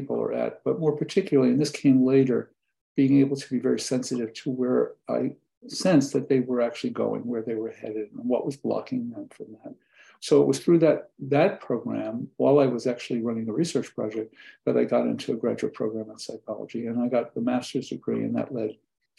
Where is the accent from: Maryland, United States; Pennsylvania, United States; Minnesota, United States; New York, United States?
New York, United States; New York City; When I was from New York City